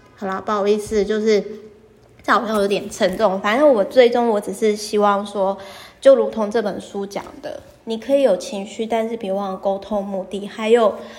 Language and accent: Chinese; Taiwan; 身为台湾人